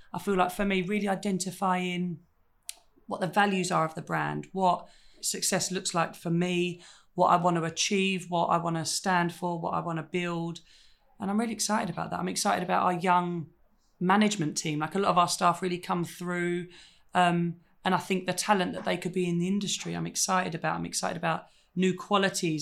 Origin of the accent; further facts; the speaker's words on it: United Kingdom; being British